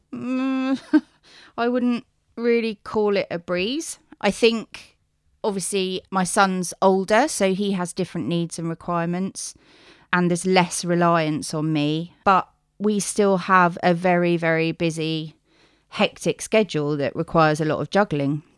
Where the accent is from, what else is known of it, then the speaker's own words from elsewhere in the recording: United Kingdom; I live on the South Coast. I was born on the South Coast.